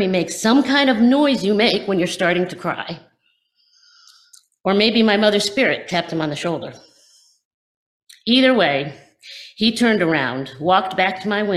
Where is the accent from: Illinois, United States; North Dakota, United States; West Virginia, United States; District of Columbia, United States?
West Virginia, United States; moved away; Where I grew up in West Virginia